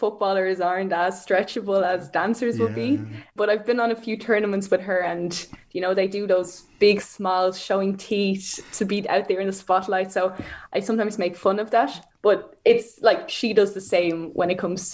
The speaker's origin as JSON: {"language": "English", "town": "Frankfurt", "region": "Hesse", "country": "Germany", "also_born_or_lived": "Ireland / Sutton, Dublin", "said": "where I'm from Frankfurt, we have a sports school"}